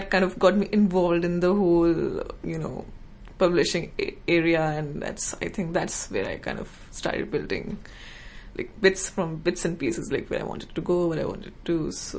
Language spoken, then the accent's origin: English; Noida, Uttar Pradesh, India; first language Hindi; English is a second language; moved away as an adult; So I'm from India, from a suburban town called Noida near Delhi.